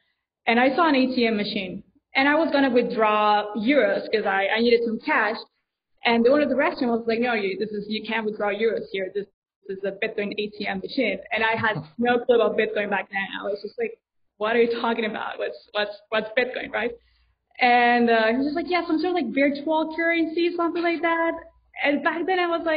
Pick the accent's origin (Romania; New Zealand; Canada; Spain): Spain; I'm from Spain, so my dream was to be like a Spanish ambassador